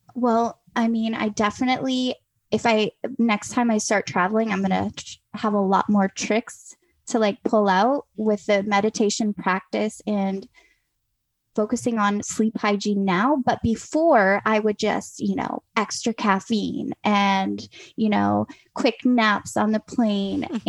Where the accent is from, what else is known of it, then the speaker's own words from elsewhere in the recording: North Carolina, United States; I grew up in North Carolina on a farm